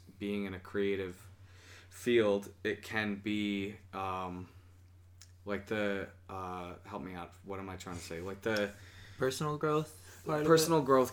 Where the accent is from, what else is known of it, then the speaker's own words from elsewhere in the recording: Syracuse, New York, United States; I am from Syracuse, born and raised